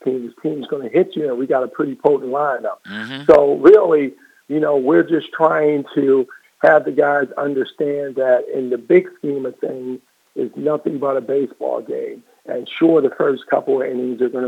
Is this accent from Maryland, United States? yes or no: yes; Baltimore, Maryland, United States; I'm born and raised in West Baltimore